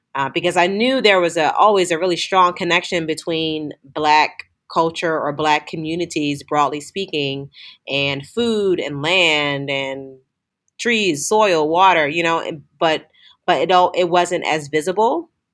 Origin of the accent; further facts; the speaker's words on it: Philadelphia, Pennsylvania, United States; growing up in inner city Philadelphia